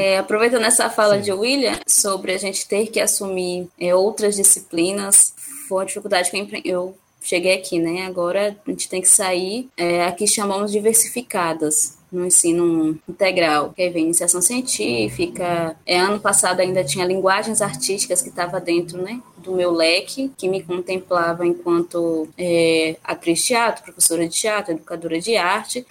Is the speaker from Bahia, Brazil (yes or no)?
yes; Ipiaú, Bahia, Brazil; also born or lived in Jequié; de Piauí, onde eu nasci, é onde eu morei